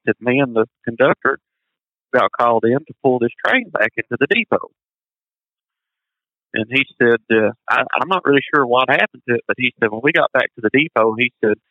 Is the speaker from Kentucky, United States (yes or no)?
yes; Paintsville, Kentucky, United States; moved away as an adult; my hometown, not 3 miles from where I grew up